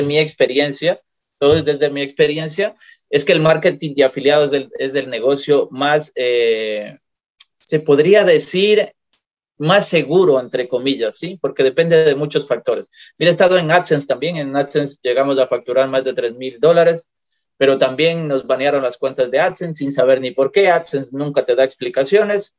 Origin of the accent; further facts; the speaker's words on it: Ecuador; moved away as an adult; also born or lived in Europe; now in Puerto Quito, Ecuador; en mi país, en Ecuador